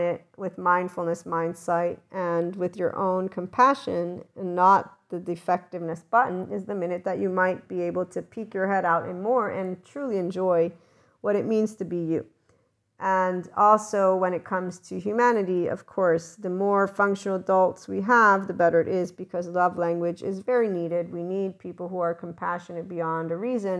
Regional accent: United States; my schooling is American, so yes, I'm the American that knows Fahrenheit

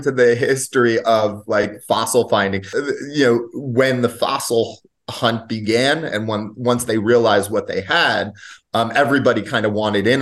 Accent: Lyndhurst, New Jersey, United States; grew up in a what was a small town. It's grown up a little bit of Lyndhurst in the northern part, northeastern part of New Jersey

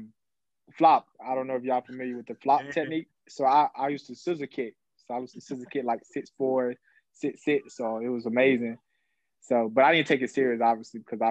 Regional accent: Georgia, United States; in my hometown and in the state of Georgia

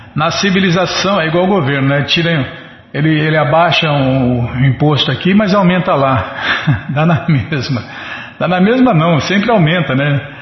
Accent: Ribeirão Preto, São Paulo, Brazil; moved away; Em Ribeirão não tinha disso, não. Na minha cidade, na minha terra natal

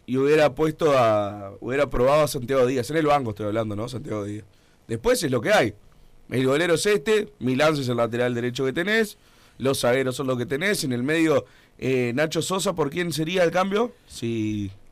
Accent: Uruguay

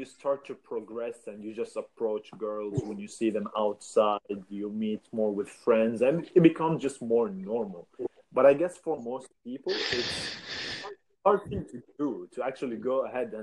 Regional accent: Saudi Arabia; I'm from Saudi

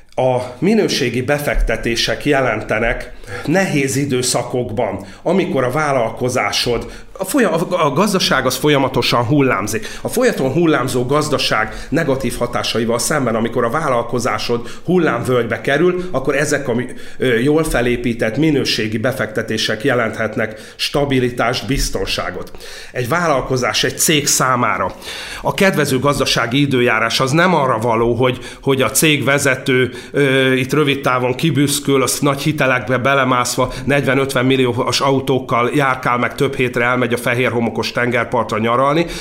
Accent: Orosháza, Békés, Hungary; Orosházán a szalmapiac tér tövibe, egy sárzott ajzatú viskóba töltöttem a gyerekkorom jelentős részét nagyanyáméknál

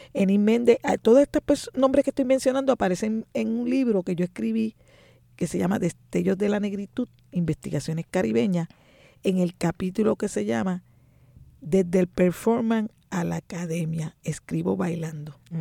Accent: San Juan, Puerto Rico; Nací en Río Piedra, nada menos que en lo que llaman la segunda unidad

